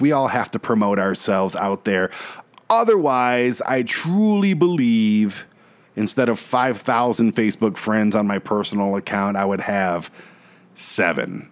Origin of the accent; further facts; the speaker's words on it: Michigan, United States; Michigan, my home state